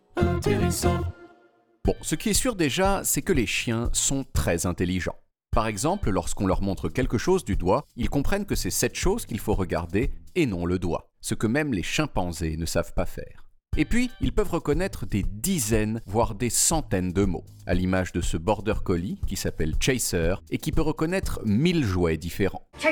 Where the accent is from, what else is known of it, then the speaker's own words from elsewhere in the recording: Portugal; Quand j'étais petit, au Portugal